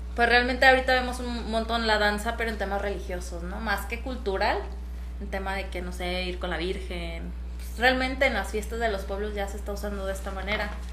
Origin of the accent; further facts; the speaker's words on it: Jalisco, Mexico; soy de aquí, de Jalisco, muy cerquita también